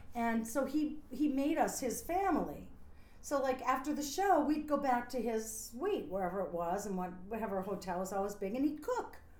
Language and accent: English; a small town outside of Scranton, Pennsylvania, United States; moved away as an adult; also born or lived in New York; I'm from a small town outside of Scranton, Pennsylvania